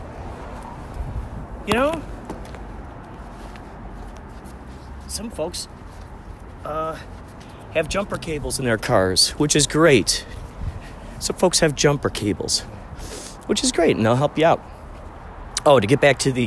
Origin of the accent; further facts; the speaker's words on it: Chicago, Illinois, United States; where I grew up in Chicago, people rarely lock their car doors